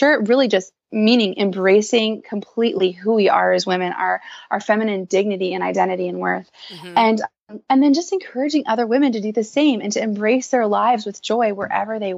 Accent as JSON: {"language": "English", "town": "New Orleans", "region": "Louisiana", "country": "United States", "moved": "as an adult", "lives_now": "Nashville, United States", "said": "I'm from New Orleans, and I moved to Nashville a little over 2 years ago."}